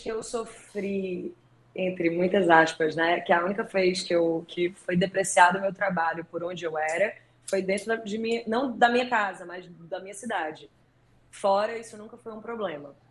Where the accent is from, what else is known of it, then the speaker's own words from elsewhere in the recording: Northeast Region, Brazil; accent: nordestino; o meu sotaque nordestino fica mais forte